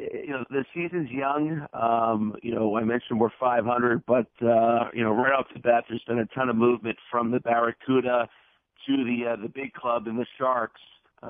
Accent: Massachusetts, United States; I'm just north of Boston.

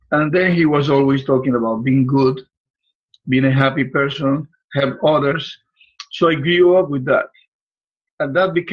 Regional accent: Puerto Rico; moved away as an adult; now in Florida, United States; I was born in Puerto Rico a little island in the Caribbean.

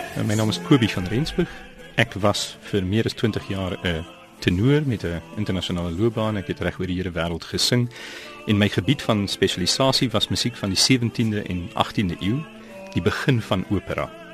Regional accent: South Africa; moved away; also born or lived in Europe; my as 'n Suid-Afrikaner wat in die buiteland leef

